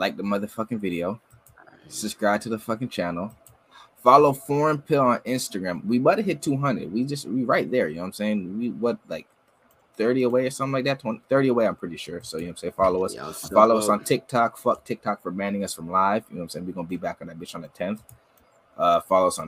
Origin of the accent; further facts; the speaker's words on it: Brampton, Ontario, Canada; I'm from Brampton